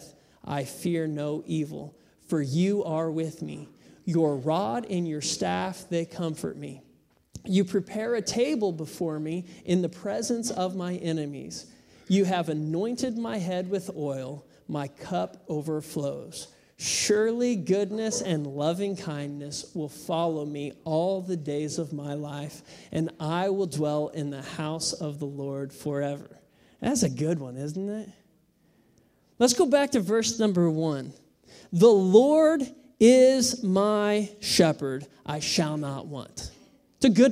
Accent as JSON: {"language": "English", "country": "United States", "said": "I am American."}